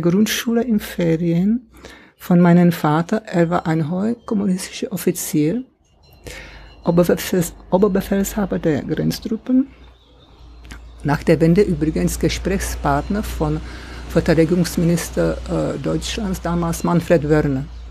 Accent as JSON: {"language": "German", "country": "Czechia", "tie": "born or raised there", "also_born_or_lived": "Swabia, Germany", "second_language": "German", "moved": "as an adult", "lives_now": "Germany", "said": "ich in einem Land aufgewachsen bin, in kommunistisch, im kommunistischen Land. Ja. Also 50er und 60er Jahre in meine alte Heimat, in Tschechien damals"}